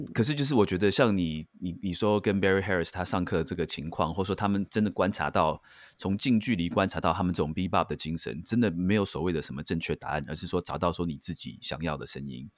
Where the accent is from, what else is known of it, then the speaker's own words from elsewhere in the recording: Taiwan; 尤其在台湾，就是我觉得我们台湾人长大的